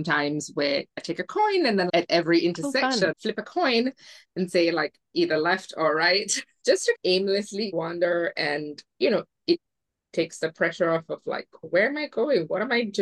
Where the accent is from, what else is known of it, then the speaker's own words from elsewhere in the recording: Singapore; now in Mexico; I was born and raised in Singapore